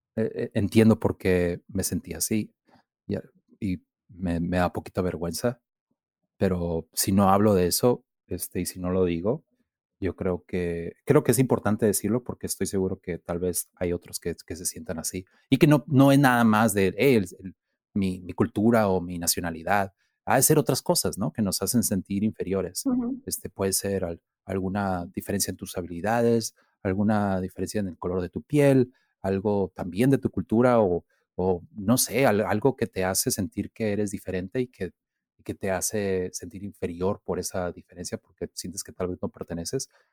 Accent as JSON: {"language": "Spanish", "town": "Mexicali", "region": "Baja California", "country": "Mexico", "tie": "born or raised there", "said": "soy de Mexicali"}